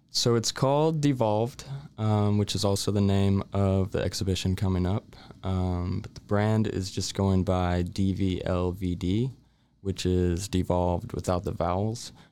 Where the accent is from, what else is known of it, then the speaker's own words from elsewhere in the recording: Waco, Texas, United States; born and raised in Waco